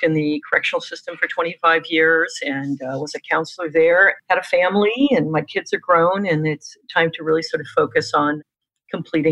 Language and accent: English; New York, United States; I'm a New Yorker